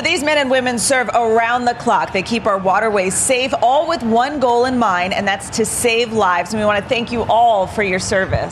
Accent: New Jersey, United States; my home state to get a taste of New Jersey

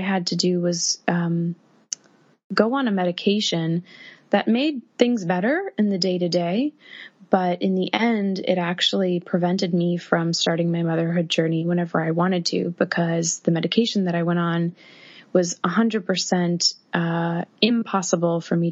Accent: Massachusetts, United States; moved away as an adult; now in New York City, United States; I live in New York City, and I'm originally from Massachusetts

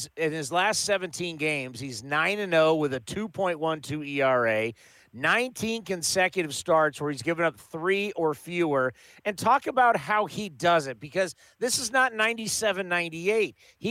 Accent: California, United States; as someone that's been around this rivalry for a long, long time and growing up in the Bay Area

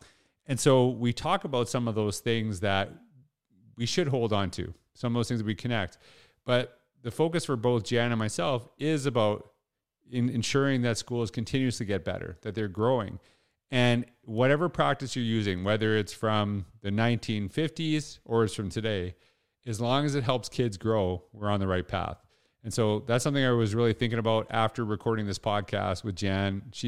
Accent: Canada; I don't know if I'm allowed there as a Canadian right now, so who knows, right?

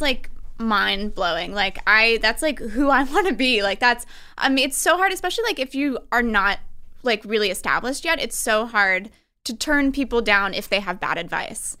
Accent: Albany, New York, United States; I'm from Albany, New York

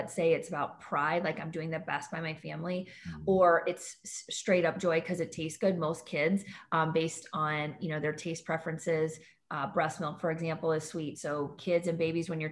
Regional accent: St. Louis, Missouri, United States; I'm from Missouri too, right? I'm from St. Louis. I'm coming to you from St. Louis, Missouri right now.

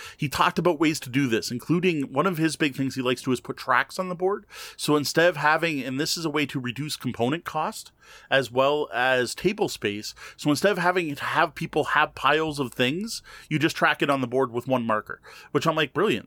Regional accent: Canada; as a Canadian

